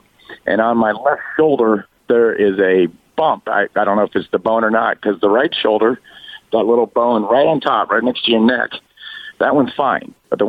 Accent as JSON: {"language": "English", "town": "Upland", "region": "California", "country": "United States", "tie": "born or raised there", "said": "I grew up in Upland."}